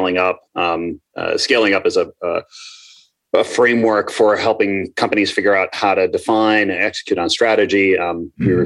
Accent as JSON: {"language": "English", "region": "Minnesota", "country": "United States", "tie": "born or raised there", "also_born_or_lived": "Ambler, Pennsylvania", "said": "when I was four, I moved to Minnesota. So I call myself a Midwesterner, right?"}